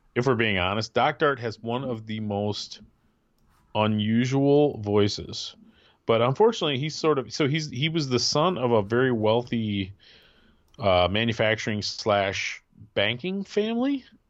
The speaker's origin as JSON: {"language": "English", "region": "Midwest", "country": "United States", "also_born_or_lived": "Grand Rapids, Michigan", "said": "being a Midwesterner"}